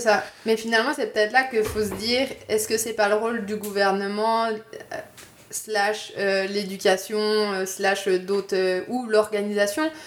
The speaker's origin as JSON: {"language": "French", "region": "Bourgogne-Franche-Comté", "country": "France", "also_born_or_lived": "Quebec City, Canada", "moved": "as an adult", "lives_now": "Montreal, Canada", "said": "je viens de Franche-Comté, je suis un peu une tricheuse. Euh, je viens de la frontière euh, avec la Suisse, donc euh, je connais ça la neige."}